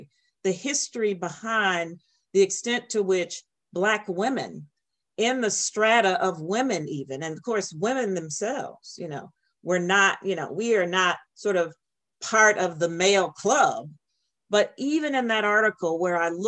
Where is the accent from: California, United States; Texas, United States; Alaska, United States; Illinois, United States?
Illinois, United States; Chicago; my mother was a widow with these six children trying to navigate the streets of Chicago